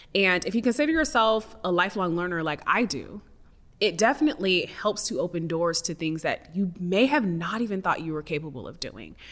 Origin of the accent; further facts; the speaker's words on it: the Northwest, Pacific Northwest, United States; I come from some Midwesterners, and I was raised in the Northwest